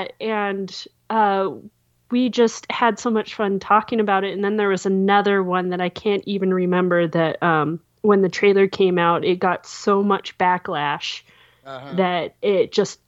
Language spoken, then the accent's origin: English; Montana, United States; also born or lived in California / Twin Bridges, Montana / Silver Star, Montana; I am from Montana. So I have been living here for, I think we moved up here when I was 9 or 10